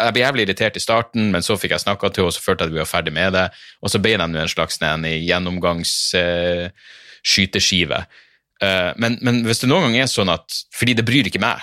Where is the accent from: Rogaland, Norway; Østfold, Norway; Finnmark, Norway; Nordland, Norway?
Nordland, Norway; Narvik; jeg kommer fra Narvik